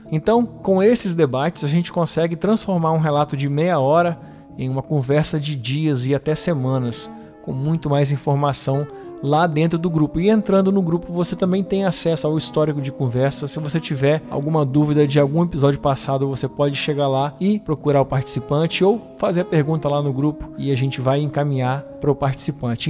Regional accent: Espírito Santo, Brazil; aqui da minha terrinha do Espírito Santo

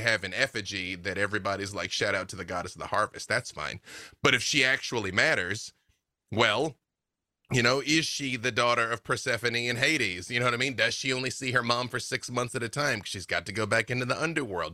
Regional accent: Arkansas, United States; I'm from Arkansas

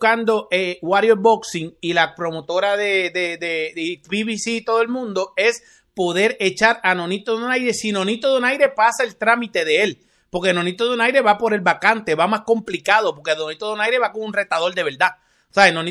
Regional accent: Cuba; y los cubanos defendemos a los nuestros a capa y espada. Pero como cubano te digo, Fer, buen trabajo.

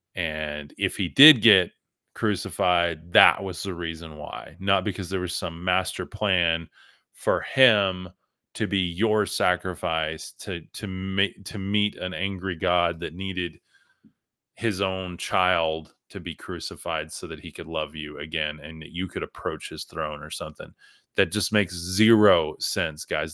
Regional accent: West Texas, United States; I'm from West Texas

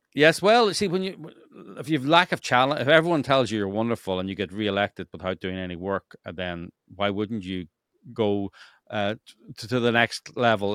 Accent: Northern Ireland, United Kingdom; now in Los Angeles, United States; I come from Northern Ireland, which was a gerrymandered state

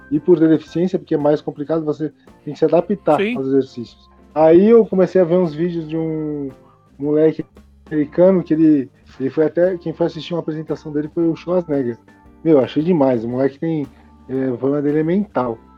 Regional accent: Guarulhos, São Paulo, Brazil; also born or lived in the interior (countryside); Eu estava em Guarulhos, né? Eu sou de Guarulhos.

